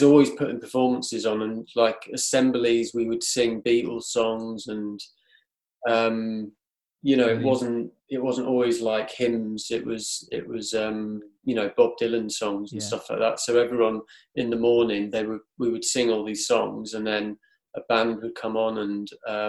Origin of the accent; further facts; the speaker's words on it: Cornwall, South West England, United Kingdom; now in Manchester, United Kingdom; I grew up in Cornwall, right down the very end of Cornwall, like right near Land's End